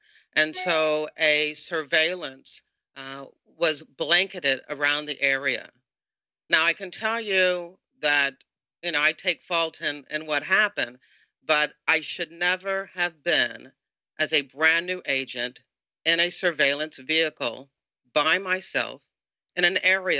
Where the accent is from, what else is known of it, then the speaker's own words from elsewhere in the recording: Tidewater area, Virginia, United States; I spent a very short time, 6 months, in the Norfolk, Virginia office. I'm from the Tidewater area